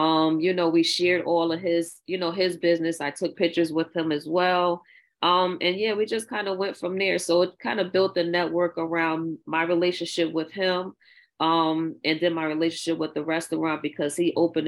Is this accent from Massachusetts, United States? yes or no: no; New Orleans, Louisiana, United States; I grew up in New Orleans